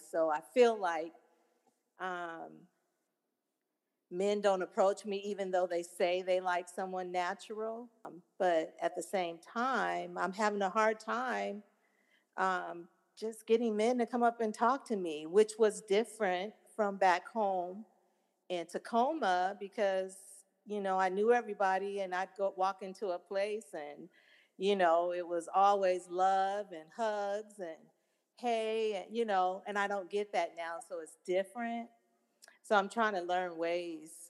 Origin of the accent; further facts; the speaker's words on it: Seattle, Washington, United States; now in Houston, United States; I'm from Seattle, Washington. I moved to Houston, Texas a year and a half ago